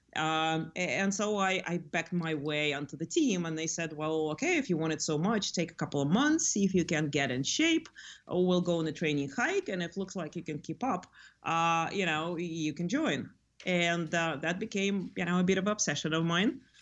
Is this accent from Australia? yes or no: no; Lithuania; now in California, United States; I grew up in Lithuania